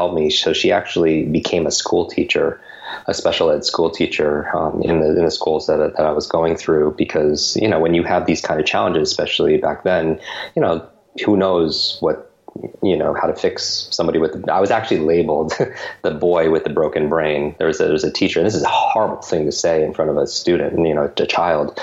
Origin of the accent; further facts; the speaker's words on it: Westchester, New York, United States; I was born and grew up in Westchester, New York. It's a suburb of New York City, just north of the city